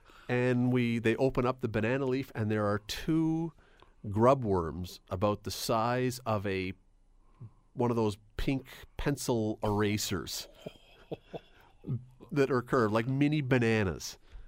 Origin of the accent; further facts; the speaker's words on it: Toronto, Ontario, Canada; I grew up in Toronto, and when I was very young, my parents, every Sunday after church, we'd go downtown